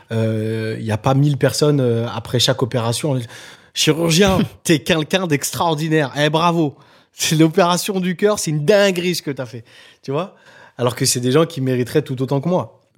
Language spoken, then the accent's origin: French; Nantes, Pays de la Loire, France; now in Paris, France; là où j'ai grandi, euh, à Nantes, ou Dervalière